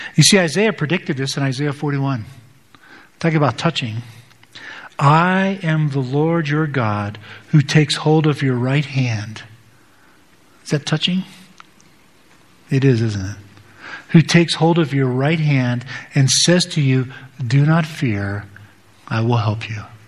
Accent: United States; as American Western Protestants

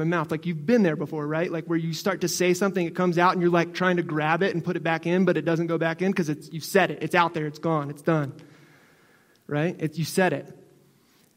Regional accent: Northeast, United States; moved away; I'm originally from the Northeast, so I was born with it.

